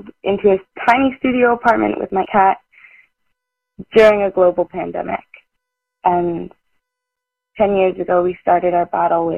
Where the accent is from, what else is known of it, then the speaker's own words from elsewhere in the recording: Kitchener, Ontario, Canada; I am from Kitchener